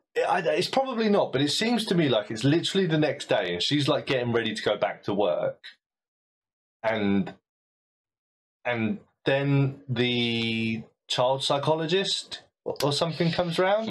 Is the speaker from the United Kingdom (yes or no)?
yes; United Kingdom; as a British ear